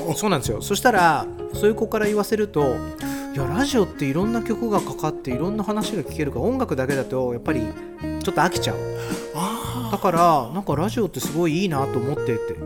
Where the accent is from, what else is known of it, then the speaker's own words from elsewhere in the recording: Japan; Japanese is a second language; also born or lived in Brazil; ブラジルで生まれて日本で育ってるんですけど